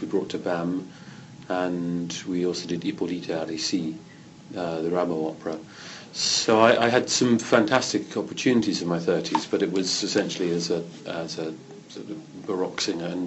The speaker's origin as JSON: {"language": "English", "town": "Canterbury", "region": "South East England", "country": "United Kingdom", "tie": "born or raised there", "also_born_or_lived": "London", "said": "I was born in London, but brought up in Canterbury, which is a little cathedral city in the southeast of England"}